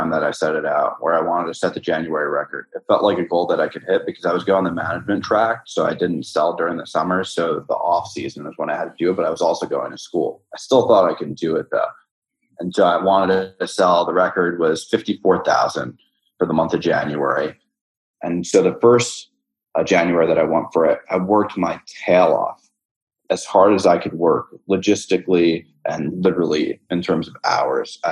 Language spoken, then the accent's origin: English; New York City, New York, United States; moved away as an adult; now in San Francisco, United States; I'm from New York City